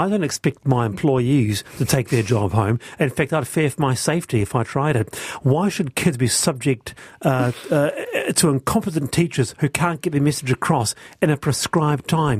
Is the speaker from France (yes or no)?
yes; France; I grew up in France. The concept of school uniforms is completely asinine there.